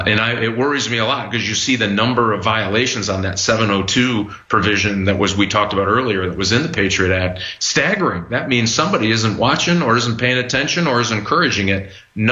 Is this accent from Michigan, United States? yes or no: yes; Michigan, United States; my home state of Michigan.